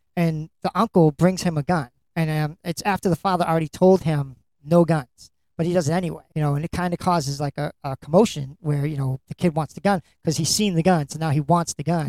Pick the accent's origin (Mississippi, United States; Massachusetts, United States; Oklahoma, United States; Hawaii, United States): Massachusetts, United States; Lynn; you're my hometown it's where i'm from